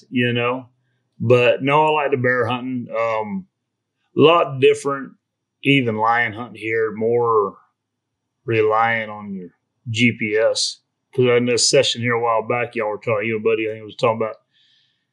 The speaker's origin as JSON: {"language": "English", "region": "Florida", "country": "United States", "tie": "born or raised there", "said": "I grew up in Florida down there"}